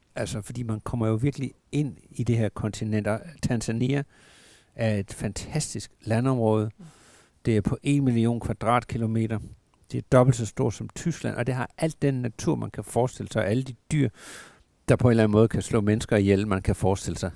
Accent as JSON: {"language": "Danish", "area": "Southern Jutland", "region": "Southern Denmark", "country": "Denmark", "tie": "born or raised there", "said": "jeg er opvokset i Sønderjylland"}